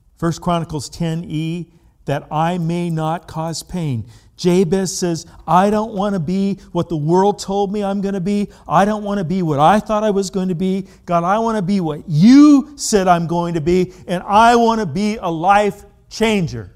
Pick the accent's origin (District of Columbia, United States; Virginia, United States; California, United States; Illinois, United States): California, United States; I grew up in California